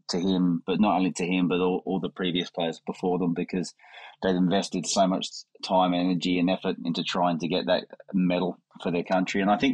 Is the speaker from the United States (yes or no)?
no; Australia; growing up in Australia